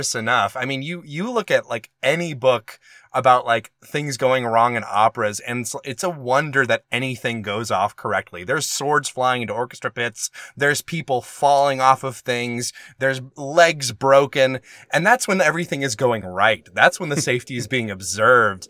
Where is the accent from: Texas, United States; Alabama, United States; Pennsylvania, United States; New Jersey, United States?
Alabama, United States; my home state of Alabama